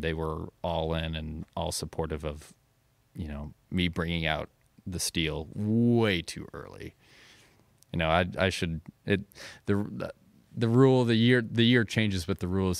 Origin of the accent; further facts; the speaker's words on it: Carbondale, Illinois, United States; also born or lived in Anna, Illinois; I was born in Carbondale. I lived in Anna when I was super young, but just kinda moved right